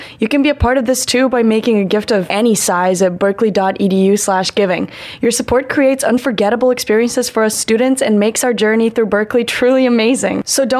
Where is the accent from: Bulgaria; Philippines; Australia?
Bulgaria; I'm from Bulgaria